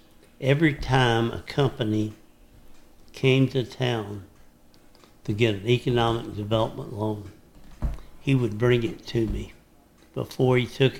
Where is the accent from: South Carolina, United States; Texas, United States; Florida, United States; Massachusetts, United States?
Texas, United States; Dallas; now in Henderson County, Texas, United States; growing up around Dallas